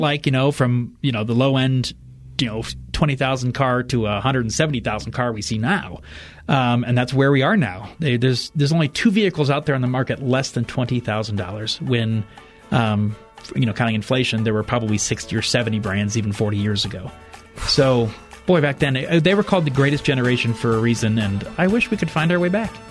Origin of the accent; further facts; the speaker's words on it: Fort Wayne, Indiana, United States; moved away; my hometown of Fort Wayne, Indiana